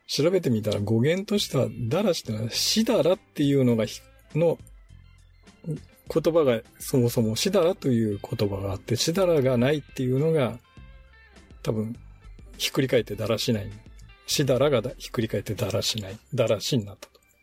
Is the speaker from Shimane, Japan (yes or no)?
yes; Izumo, Shimane, Japan; moved away; うちの田舎の出雲